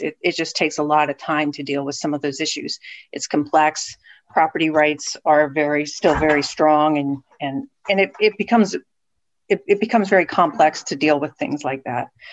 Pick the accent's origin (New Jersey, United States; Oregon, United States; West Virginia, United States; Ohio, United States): West Virginia, United States; moved away as an adult; also born or lived in Southeast Michigan; now in Erie, United States; originally from West Virginia, where I, I received my undergraduate degree